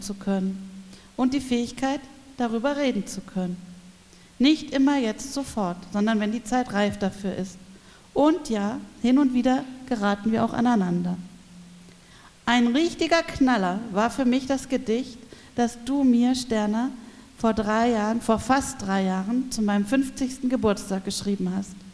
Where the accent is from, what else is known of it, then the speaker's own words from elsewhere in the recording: Berlin, Germany; also born or lived in Palatinate, Rhineland-Palatinate; now in Freiburg, Germany; Ich bin in der Großstadt West-Berlin aufgewachsen, in der geteilten Stadt mit der Mauer und für ein paar Jahre in der Pfalz auf dem Land